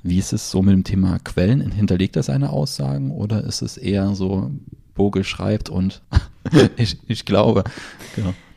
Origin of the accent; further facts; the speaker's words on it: Germany; bei uns in Deutschland